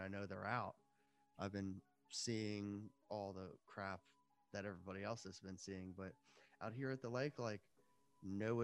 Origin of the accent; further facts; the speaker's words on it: DC, Maryland, United States; also born or lived in Northern Virginia / Washington, D.C.; I'm from the DC, Virginia area, the DMV area. I grew up and was raised here